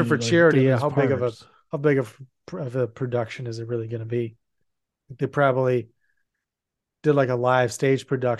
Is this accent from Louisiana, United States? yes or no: yes; Louisiana, United States; I'm Cajun. I'm from Louisiana. No, you're not. Oh, I'm from Louisiana. Everyone sounds like me where I come from.